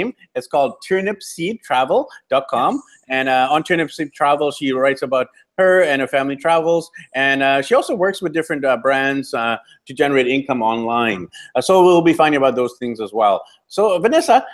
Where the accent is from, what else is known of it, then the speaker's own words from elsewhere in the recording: Vancouver, British Columbia, Canada; I'm actually from Vancouver, BC, Canada, which is on the West Coast